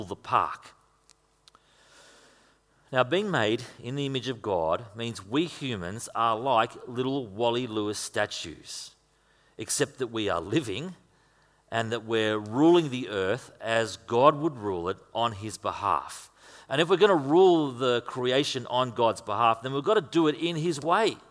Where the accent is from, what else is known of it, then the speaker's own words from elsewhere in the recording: Queensland, Australia; moved away; if you come from Queensland, like